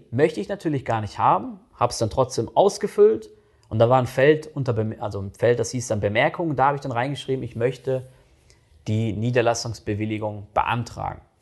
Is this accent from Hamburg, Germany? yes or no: no; North Rhine-Westphalia, Germany; Das kenne ich jetzt äh, aus NRW oder aus dem Ruhrgebiet, wo ich herkomme, kenne ich das echt nicht so.